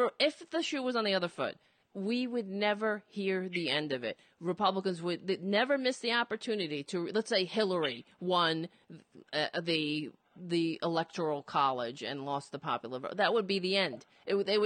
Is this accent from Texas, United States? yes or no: no; New York City, New York, United States; I was born in Brooklyn, and, it feels like home to me